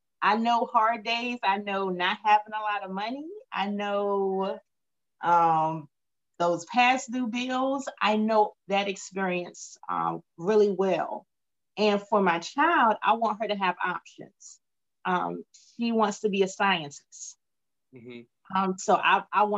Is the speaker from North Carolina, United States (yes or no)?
yes; Wilmington, North Carolina, United States; also born or lived in Queens, New York / Greensboro / Washington, District of Columbia, United States; I was born in Queens, New York, lived there for a few years. My family moved down to Wilmington. I attended grade school here, finished grade school here